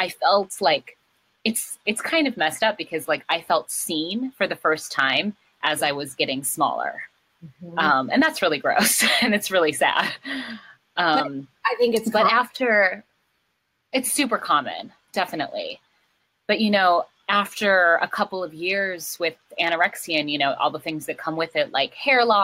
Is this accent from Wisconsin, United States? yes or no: no; Minneapolis–Saint Paul, Minnesota, United States; moved away; In Minnesota. In the Twin Cities